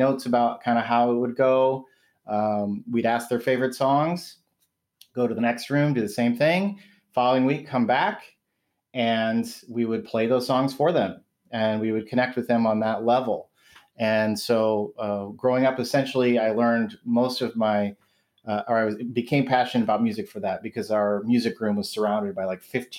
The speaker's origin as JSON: {"language": "English", "town": "Waterloo", "region": "Iowa", "country": "United States", "tie": "born or raised there", "moved": "yes", "lives_now": "Michigan, United States", "said": "I grew up in Waterloo, Iowa"}